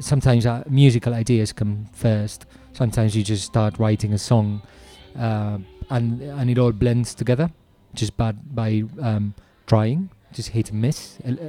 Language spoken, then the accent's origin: English; Spain; moved away; I'm originally Spanish.